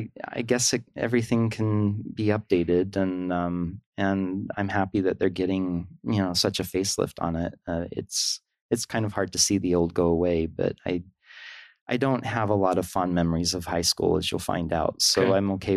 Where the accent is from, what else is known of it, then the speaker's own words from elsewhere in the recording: Sandy, Utah, United States; now in Long Beach, United States; So I was raised in Sandy, Utah with two older sisters, Linda and Renee, and a family dog named Bubbles. And I have a strong Mormon family background.